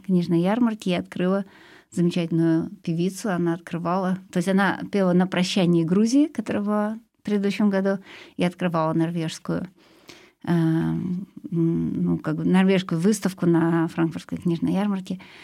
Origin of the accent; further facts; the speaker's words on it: Siberia, Russia; moved away; Сибири, откуда я родом